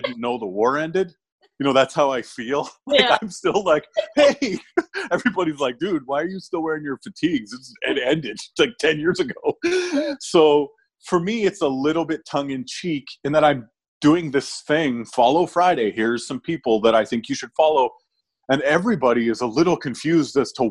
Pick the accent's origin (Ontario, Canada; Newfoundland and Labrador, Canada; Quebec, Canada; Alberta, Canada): Alberta, Canada; Edmonton; my hometown where I do a bunch of my shows